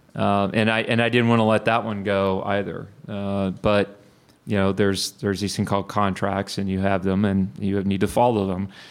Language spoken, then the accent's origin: English; Bryan, Texas, United States; also born or lived in Houston, Texas; I grew up in Bryan